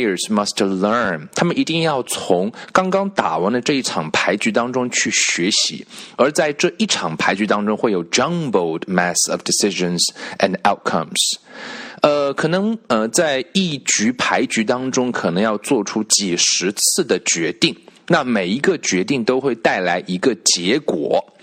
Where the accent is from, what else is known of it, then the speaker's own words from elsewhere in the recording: China; 我们中国人